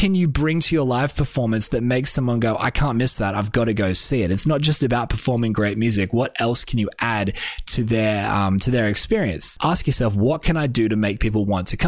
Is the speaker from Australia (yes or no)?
yes; Australia; I'm just an Australian artist